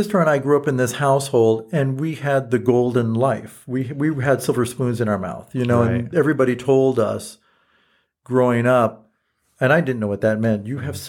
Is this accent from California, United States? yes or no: yes; Los Angeles, California, United States; I grew up in Eagle Rock.